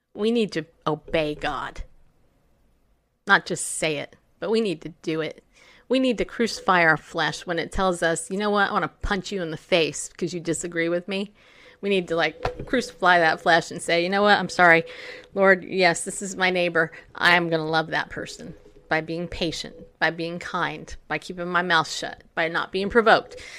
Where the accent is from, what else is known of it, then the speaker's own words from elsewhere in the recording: California, United States; I grew up in California. I was seven years old when I moved there